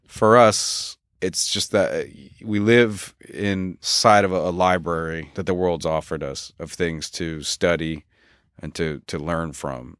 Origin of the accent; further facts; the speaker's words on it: Philadelphia, Pennsylvania, United States; also born or lived in Los Angeles; now in Pacific Northwest, United States; I grew up in Philadelphia